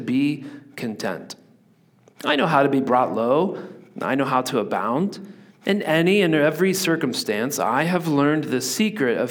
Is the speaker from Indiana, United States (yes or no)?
yes; Indiana, United States; moved away as an adult; also born or lived in Virginia Beach, Virginia; now in Pacific Northwest, United States; I grew up in Indiana where everything is flat